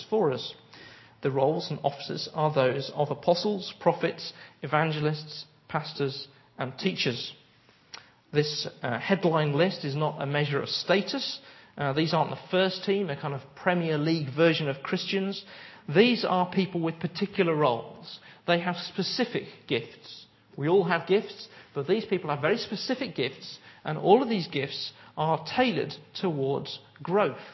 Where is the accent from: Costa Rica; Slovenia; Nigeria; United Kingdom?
United Kingdom; we're British